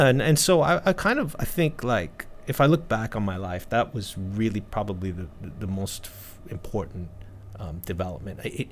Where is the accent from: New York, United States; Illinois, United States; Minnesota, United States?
New York, United States; New York City; moved away as an adult; now in Japan; But I was born in Brooklyn, New York. Okay. My parents were not from the city, though. They came from different places. I grew up just a regular kid in New York City. But I was surrounded by a lot of different people.